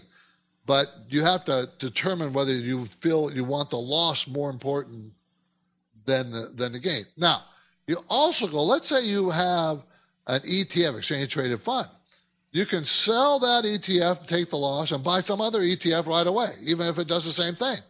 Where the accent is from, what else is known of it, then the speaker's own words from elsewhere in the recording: California, United States; also born or lived in New York City; I was from California